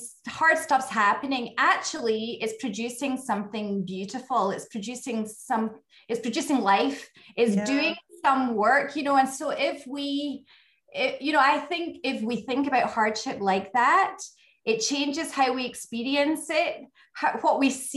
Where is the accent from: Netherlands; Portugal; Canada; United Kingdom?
United Kingdom; west coast of Scotland; accent: Scottish; moved away as an adult; also born or lived in French Riviera, France; now in Grasse, France; I grew up my whole life in Scotland. You know, all my family are there. And I grew up on the west coast of Scotland